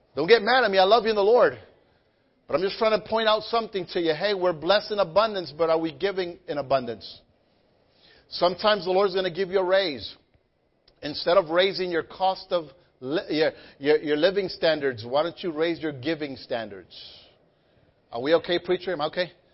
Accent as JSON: {"language": "English", "town": "Guayanilla", "country": "Puerto Rico", "tie": "born or raised there", "said": "when I was growing up in Guayanilla, Puerto Rico, we were very poor"}